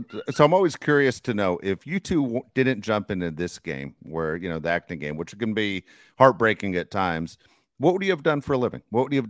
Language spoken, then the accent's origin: English; Southern California, United States; I'm a Southern California guy.